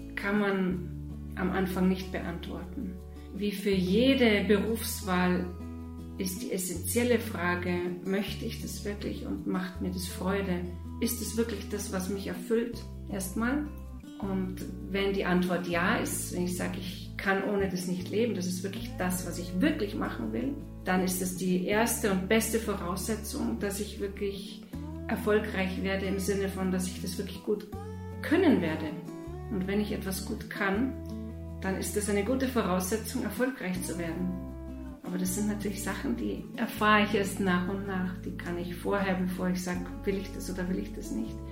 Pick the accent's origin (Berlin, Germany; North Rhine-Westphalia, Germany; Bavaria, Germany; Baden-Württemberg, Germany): Bavaria, Germany; also born or lived in Moscow, Russia; ich komme aus Bayern und ich wohne außerhalb von München, im Süden von München